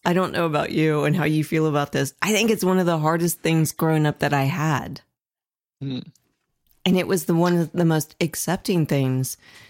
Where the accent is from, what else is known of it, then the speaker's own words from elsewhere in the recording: Ohio, United States; moved away as an adult; now in Indiana, United States; I'm originally from Ohio, that's a little better. Mm-hmm. But Indiana, when I moved here, was very difficult about 7 years ago.